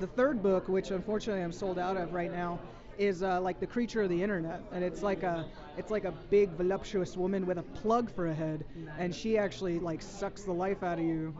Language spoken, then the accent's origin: English; San Francisco, California, United States; I'm from San Francisco